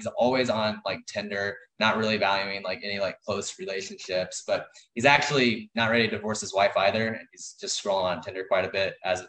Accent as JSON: {"language": "English", "region": "Missouri", "country": "United States", "moved": "as an adult", "lives_now": "California, United States", "said": "I'm from Missouri, but I'm now actually in California, all settled"}